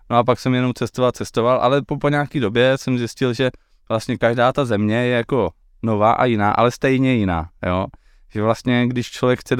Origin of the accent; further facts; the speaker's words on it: Silesia, Czechia; jsem se léta páně 1988. Eh, v malé výzce, uh, eh, ne, jsem ze Slezska.